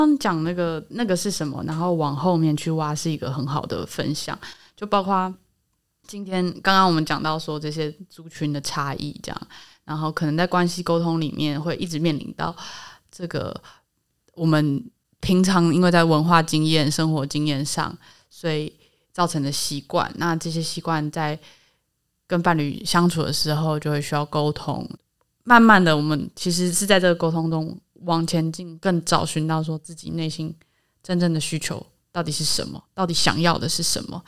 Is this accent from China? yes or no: no; Taipei, Taiwan; 我们家在台北市长大，然后是，呃，希望台湾独立的